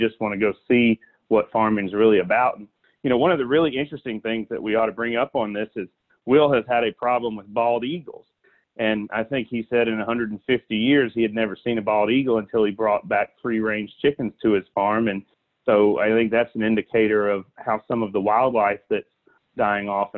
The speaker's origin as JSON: {"language": "English", "region": "South Alabama", "country": "United States", "moved": "yes", "lives_now": "Washington, D.C., United States", "said": "I'm from South Alabama"}